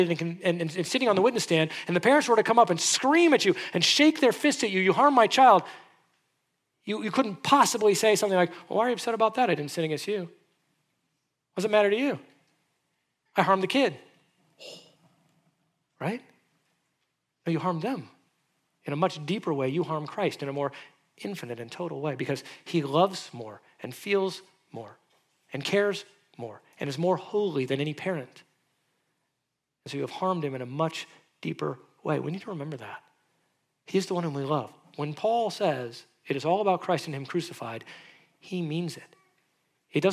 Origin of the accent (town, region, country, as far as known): United States